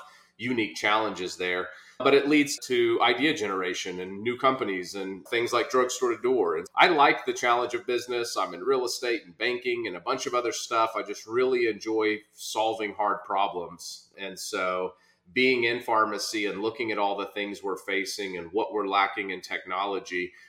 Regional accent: Norman, Oklahoma, United States; accent: Okie; born and raised in Oklahoma, immigrant father and Okie mom

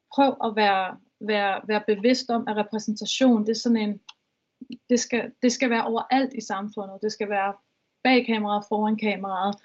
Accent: Vestegnen, Capital Region of Denmark, Denmark; nu er jeg fra Vest, Vestegn

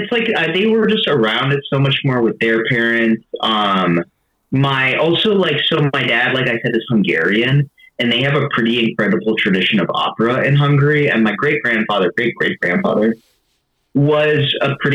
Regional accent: Western Massachusetts, United States; born or raised there; moved away as an adult; also born or lived in Boston, Massachusetts; now in Nashville, United States

